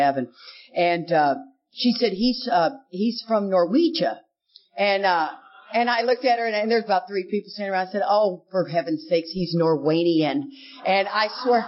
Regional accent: Houston, Texas, United States; I grew up in Houston, Texas.

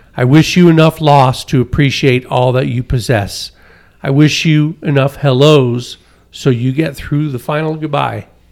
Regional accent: Connecticut, United States; now in Colorado, United States; I come from Connecticut

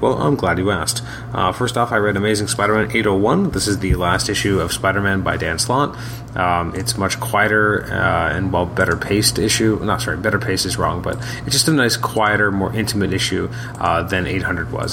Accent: Canada; also born or lived in Toronto, Ontario; I'm from Canada. I live in Toronto, Ontario.

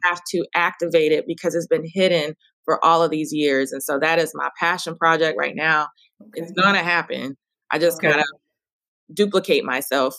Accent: Dallas, Texas, United States; I'm now moving to open uh, a wellness studio where I grew up in Oak Cliff

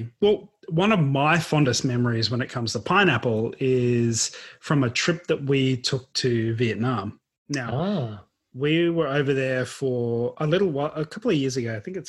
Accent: Queensland, Australia; now in Victoria, Australia; So, growing up in Queensland, we've already spoken about this, we had pineapple all the time.

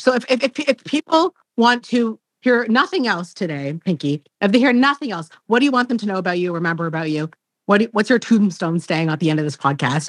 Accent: Canada; I'm Canadian

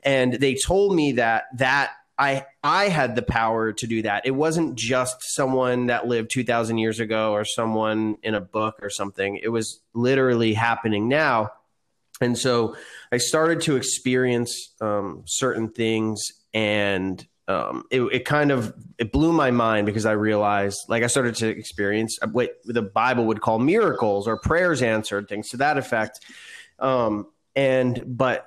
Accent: South River, New Jersey, United States; I grew up in New Jersey in a small town called South River

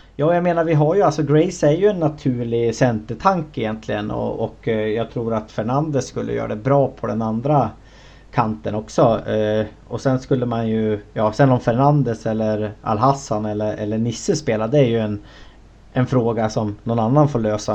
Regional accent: Sweden; som, som svensk

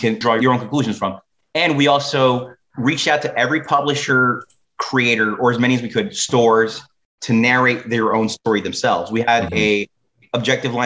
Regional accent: New York City, New York, United States; I go, Brooklyn

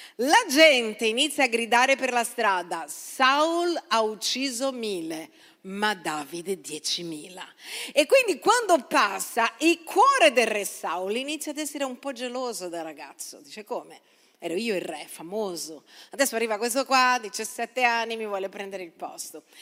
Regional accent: Brazil; now in Italy; sono nata in Brasile

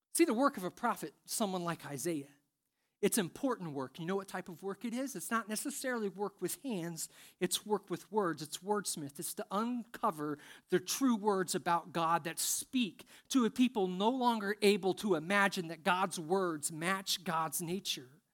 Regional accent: Indiana, United States; I'm from Indiana

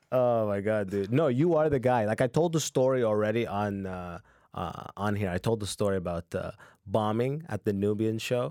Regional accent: London, Ontario, Canada; also born or lived in Sudan / Muscat, Oman; moved to London, Ontario. And I went, and I did first to twelfth grade

